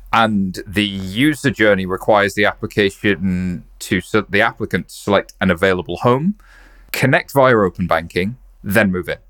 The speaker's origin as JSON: {"language": "English", "country": "United Kingdom", "said": "I'm just a British guy"}